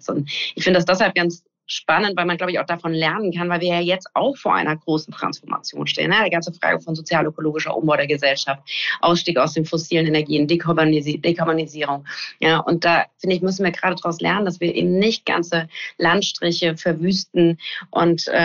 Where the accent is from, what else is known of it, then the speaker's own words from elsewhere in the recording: West Germany, Germany; Ich bin ja in Westdeutschland zur Schule gegangen